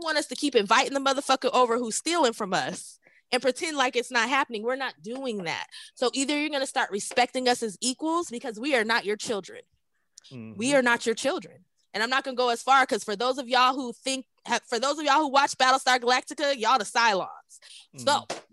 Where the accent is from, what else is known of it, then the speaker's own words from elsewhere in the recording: United States; As an American descendant of slavery, as a Black American woman